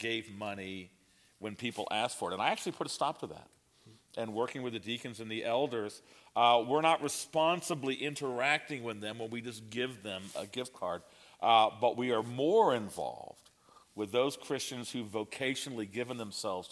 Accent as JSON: {"language": "English", "country": "United States", "said": "I'm an American"}